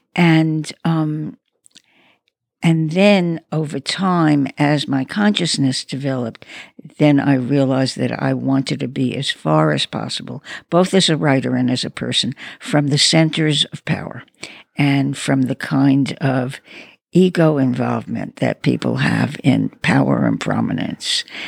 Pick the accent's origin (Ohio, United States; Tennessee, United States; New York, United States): New York, United States; New York City; I come from Brooklyn.